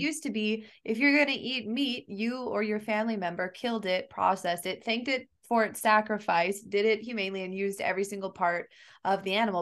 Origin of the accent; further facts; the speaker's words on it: Kansas, United States; now in Hawaii, United States; I'm from Kansas originally, and in the Midwest